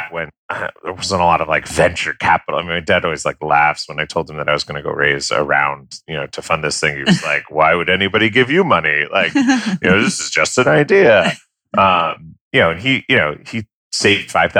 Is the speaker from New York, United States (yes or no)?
yes; Armonk, New York, United States; I'm from Armonk, New York